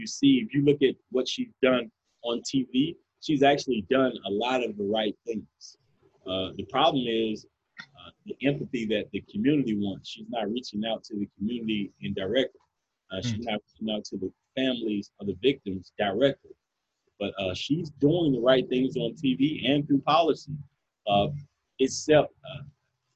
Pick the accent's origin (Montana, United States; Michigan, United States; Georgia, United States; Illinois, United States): Georgia, United States; Atlanta; I grew up in Zone 3. Zone 3, here's the thing. In Atlanta, growing up